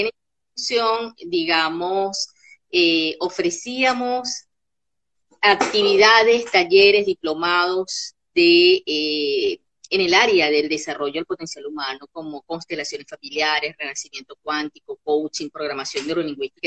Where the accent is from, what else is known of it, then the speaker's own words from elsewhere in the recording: Caracas, Capital District, Venezuela; moved away as an adult; also born or lived in Capacho, Táchira, Venezuela; now in Buenos Aires, Argentina; yo nací en las tierras andinas de Venezuela, en un pueblito muy cerquita de San Cristóbal que se llama Capacho. Pero en realidad desde muy chica, eh, bueno, mi familia, mis padres se fueron para Caracas y ahí crecí